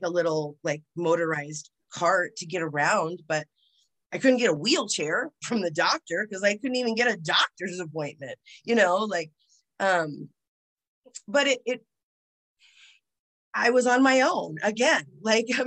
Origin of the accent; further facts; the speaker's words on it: United States; I'm American